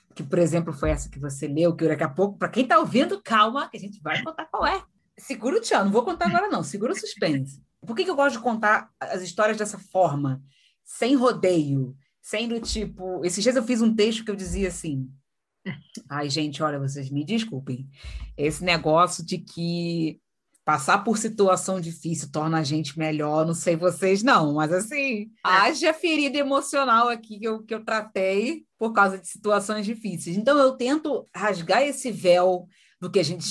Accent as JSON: {"language": "Portuguese", "town": "São Gonçalo", "region": "Rio de Janeiro", "country": "Brazil", "tie": "born or raised there", "said": "Eu sou carioca, né? Nasci e criada no Rio uma cidadezinha chamada São Gonçalo."}